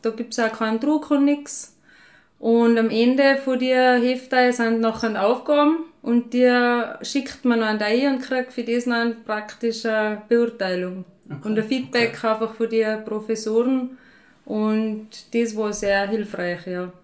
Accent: Waidring, Tyrol, Austria; moved away as an adult; now in St. Jakob in Haus, Austria; ich bin ursprünglich von Wadring. Da bin ich bei einem Bauernhof aufgewachsen

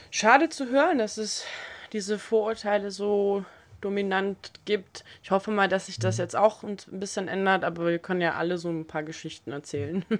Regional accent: Berlin, Germany; als Berlinerin

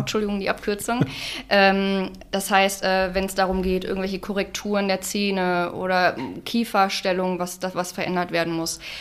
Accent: Unna district, North Rhine-Westphalia, Germany; moved away as an adult; now in Dorsten, Germany; ich komme aus dem Kreis Unna, bin vor zwei Jahren hier zugezogen

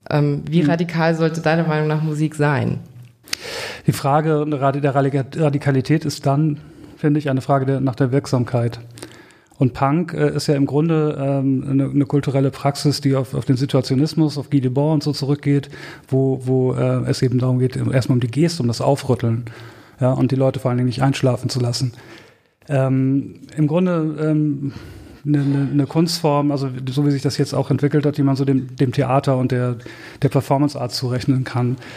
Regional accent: Herford, North Rhine-Westphalia, Germany; born there; bis Herford, der Ort, wo ich geboren bin, direkt nebenan ist Balzers-Ufflen

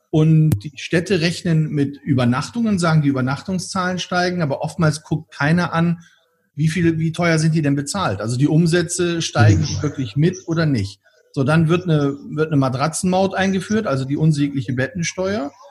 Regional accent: Bremen, Germany; nehmen wir mal das Beispiel meiner Heimatstadt in Bremen.

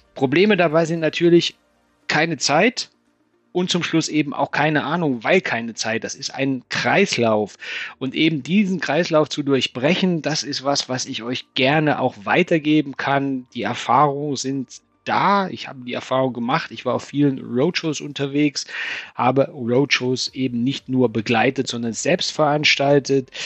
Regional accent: Thuringia, Germany; moved away as an adult; also born or lived in Stuttgart / Frankfurt am Main; now in Taunus, Germany; als Thüringer Kind, ich bin in Thüringen geboren

